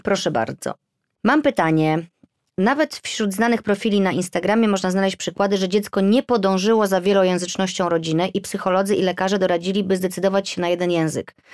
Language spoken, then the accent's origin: Polish; Poland; now in London, United Kingdom; I ja z Polski, mąż z Irlandii, mieszkamy w Londynie.